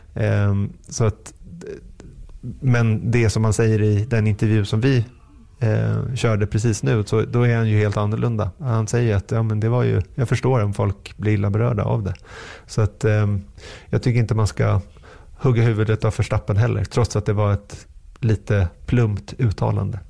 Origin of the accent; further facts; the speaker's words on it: Sweden; som svensk